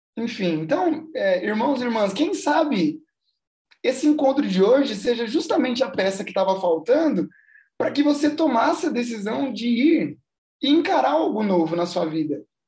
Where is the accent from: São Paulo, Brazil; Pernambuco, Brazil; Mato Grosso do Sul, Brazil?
São Paulo, Brazil; São Bernardo do Campo; also born or lived in Santo André; eu nasci em Santo André, mas eu moro em São Bernardo a vida inteira